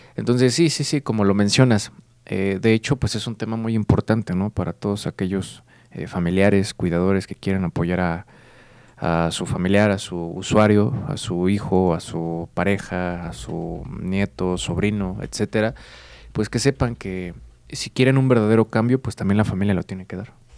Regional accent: Querétaro, Mexico; yo soy del estado de Querétaro

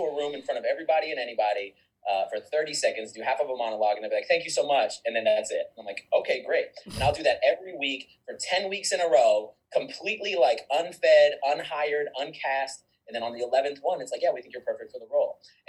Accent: California, United States; born there; also born or lived in Korea / Germany / Panama / Kentucky; I was born in California in a military family, and then I instantly moved all over the world. So Korea, Germany, Panama, the country, not Florida, Panama, Kentucky, Virginia, Florida, then Texas.

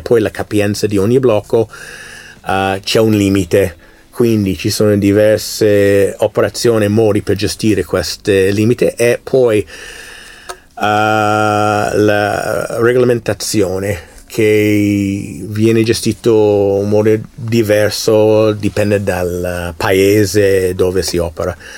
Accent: United States; Italian is a second language; moved away; Io essendo americano, io ho vissuto l'elezione negli Stati Uniti del 2016, 2020, adesso nel 2022 midterm

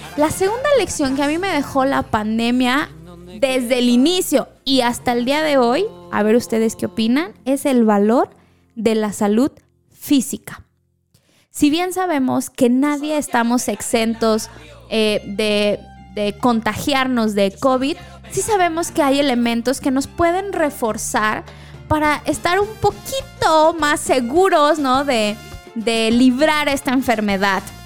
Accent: Mexico; como mexicanos

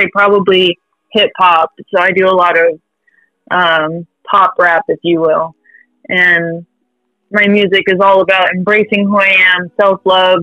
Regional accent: California, United States; now in North Texas, United States; I'm from California, born and raised

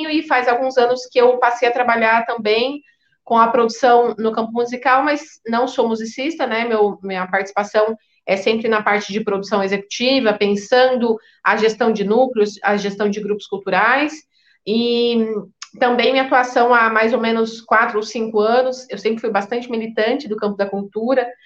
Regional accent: Paraná, Brazil; now in Campinas, Brazil; eu atualmente moro na cidade de Campinas, estado de São Paulo, vim do Paraná, então minha formação vem lá do Paraná

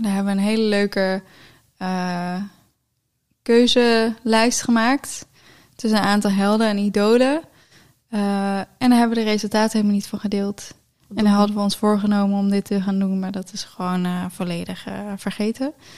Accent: near Geffen, North Brabant, Netherlands

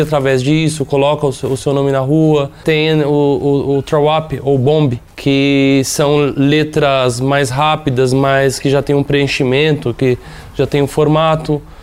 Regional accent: São Paulo, Brazil; São Paulo, né? principalmente de onde, eu, de onde eu venho, de onde eu moro

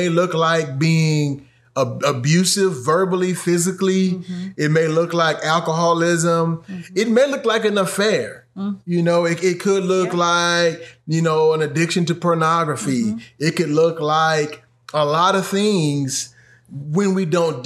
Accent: United States; we as an American culture

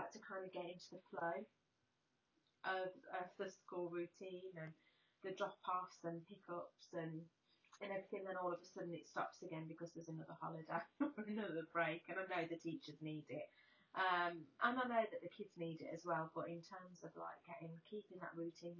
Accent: United Kingdom; being British

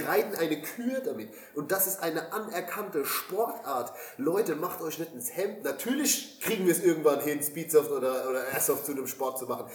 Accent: Germany; als Deutscher, der ich ja in dem Sinne auch bin

